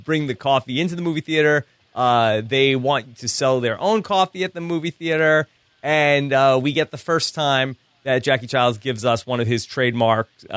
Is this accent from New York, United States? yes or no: yes; Long Island, New York, United States; growing up on Long Island